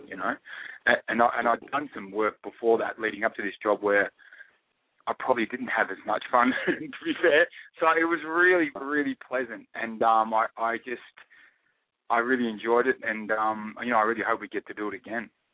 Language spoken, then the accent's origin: English; Australia; accent: Australian; I speak in my Australian accent